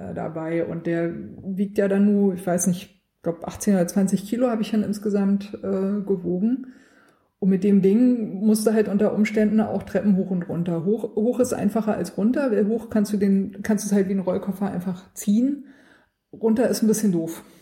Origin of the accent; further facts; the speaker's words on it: Swabia, Germany; born there; Ich bin da ein bisschen schwäbisch, also ich bin in Schwaben geboren.